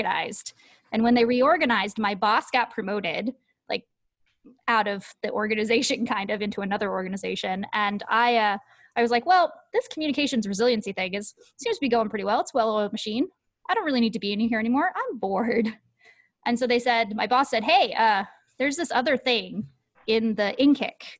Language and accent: English; Seattle, Washington, United States; moved away as an adult; also born or lived in Dover, Delaware; I'm from Seattle